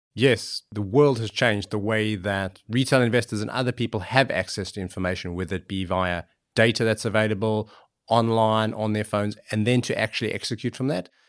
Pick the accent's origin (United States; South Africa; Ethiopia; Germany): South Africa; moved away; I grew up in South Africa